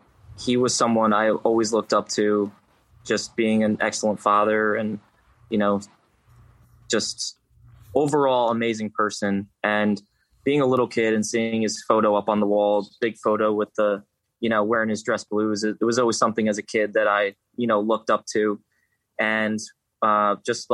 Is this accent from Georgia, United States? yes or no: no; Poughkeepsie, New York, United States; also born or lived in Yonkers, New York; I'm from Poughkeepsie